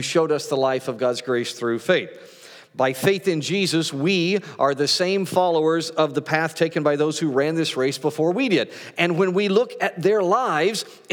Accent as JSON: {"language": "English", "region": "Great Plains", "country": "United States", "tie": "born or raised there", "said": "growing up on the Great Plains"}